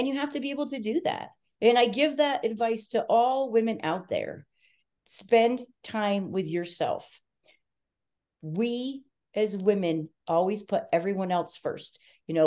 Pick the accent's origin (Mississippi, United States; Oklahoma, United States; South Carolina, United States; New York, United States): New York, United States; I'm a New Yorker